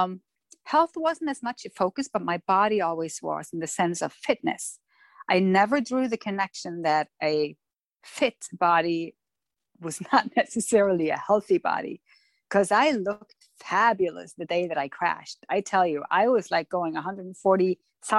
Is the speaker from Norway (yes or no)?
yes; Norway; also born or lived in Florida; I'm born and raised in Norway